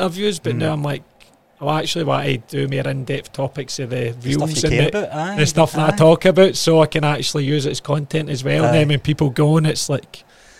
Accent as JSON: {"language": "English", "town": "Hamilton", "region": "Scotland", "country": "United Kingdom", "tie": "born or raised there", "also_born_or_lived": "Cambuslang", "moved": "as an adult", "said": "I was born in Cambus Lang, mate. I grew up in Hamilton for years. So for about 5 to 18 before I moved away again."}